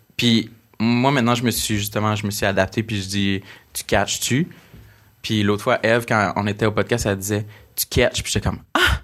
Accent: New Richmond, Quebec, Canada; accent: Gaspésien; moved away; je viens de New Richmond, puis ma théorie, je trouvais qu'à New Richmond, il n'y avait pas tant un accent

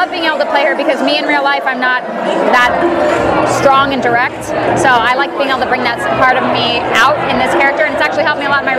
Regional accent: Miami, Florida, United States; now in New York City, United States; played Casey. I'm here from New York City. Uh, I've lived there for quite a few years. I'm an actress, uh, originally from Miami, Florida.

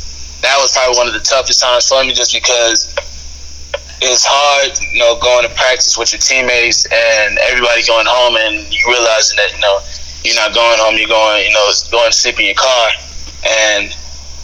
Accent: Houston area, Texas, United States; moved away as an adult; also born or lived in Kansas / California / Mississippi; I grew up watching the Texans my whole life

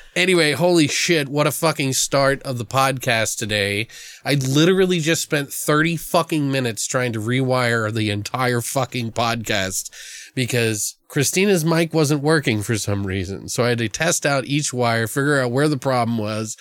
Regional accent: Maryland, United States; I've lived in Maryland, I grew up in Maryland

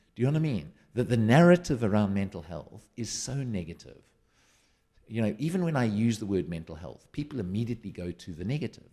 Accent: South Africa; now in United Kingdom; I'm a South African living in the U K.

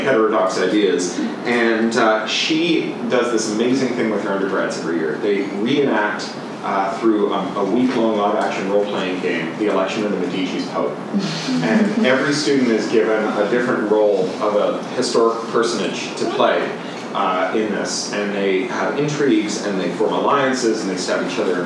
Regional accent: Canada; moved away; also born or lived in United Kingdom; As a Canadian who then lived in the UK

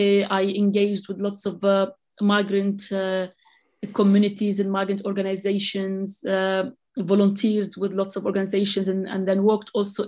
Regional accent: Lebanon; moved away as an adult; now in London, United Kingdom; so I'm originally from the Lebanon. And yes, I came in the middle of the civil war.

